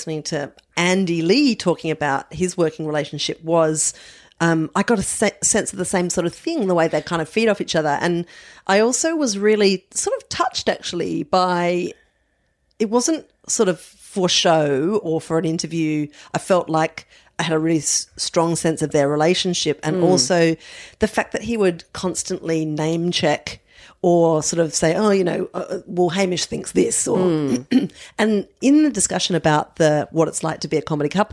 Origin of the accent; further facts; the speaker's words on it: Adelaide, South Australia, Australia; moved away; I was brought up in Adelaide.